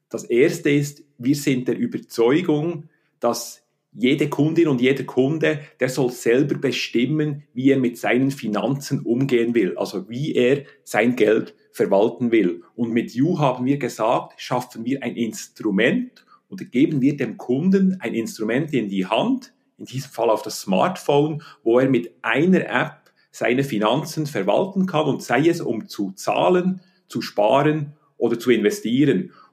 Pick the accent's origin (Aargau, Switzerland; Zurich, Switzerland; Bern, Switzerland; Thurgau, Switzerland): Bern, Switzerland; Äh, ich bin in Bern aufgewachsen, habe dann studiert an der Universität Betriebswirtschaft und Volkswirtschaft